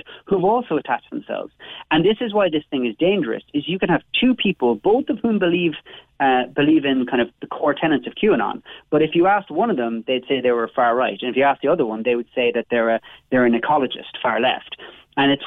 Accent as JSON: {"language": "English", "town": "Cobh", "region": "Munster", "country": "Ireland", "said": "of course I'm from Cove"}